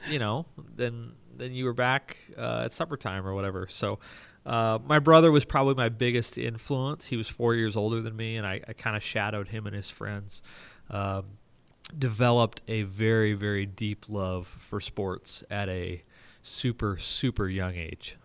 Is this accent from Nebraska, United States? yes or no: yes; Rising City, Nebraska, United States; now in Omaha, United States; it's a little farm a mile north of Highway ninety-two, uh, near Rising City, Nebraska